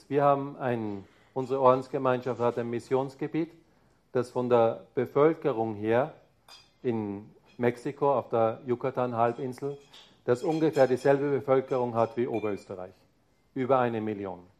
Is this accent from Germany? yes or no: yes; Bavaria, Germany; Ja, ich bin Bayer. Das heißt, da ist schon auch kulturell ein Unterschied da.